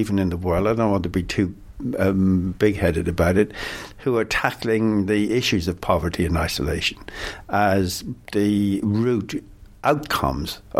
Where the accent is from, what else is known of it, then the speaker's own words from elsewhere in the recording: Ireland; now in London, United Kingdom; me being an Irishman